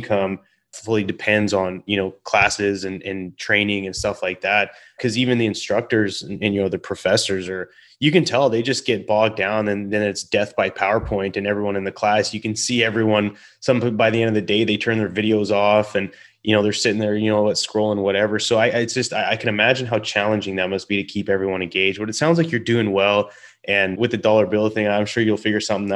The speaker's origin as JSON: {"language": "English", "country": "Canada", "said": "So you got a couple Canadians here"}